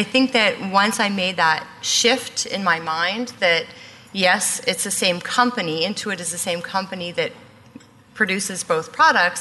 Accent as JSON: {"language": "English", "town": "Gatineau", "region": "Quebec", "country": "Canada", "said": "I'm from Gatineau, Quebec, which is about 10 minutes from Ottawa."}